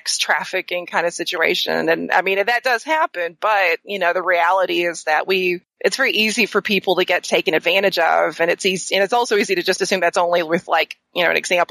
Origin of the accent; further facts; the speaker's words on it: the South, United States; I'm from the South.